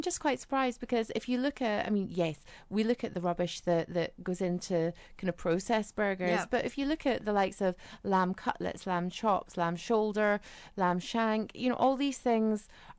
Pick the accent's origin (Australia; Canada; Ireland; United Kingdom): Ireland; Curragh; But where I grew up in Ireland, the sheep did just roam the land.